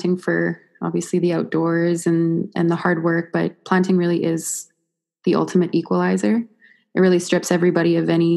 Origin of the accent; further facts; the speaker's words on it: Fernie, British Columbia, Canada; I'm from Fernie